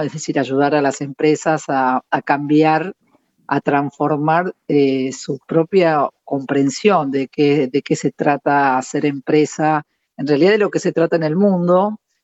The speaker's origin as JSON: {"language": "Spanish", "country": "Argentina"}